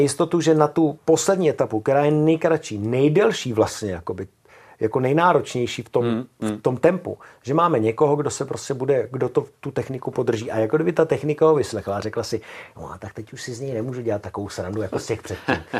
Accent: Czechia; My třeba jako Češi

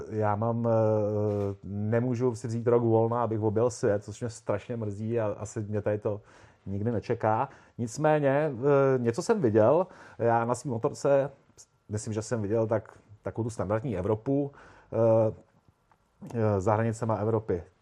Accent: Prague, Czechia; poměrně pozdě, protože já jsem kluk z Prahy, eh, který e, neměl doma tátu z garáží, ve který měl fichtla, který by honil po dvorku od malička.

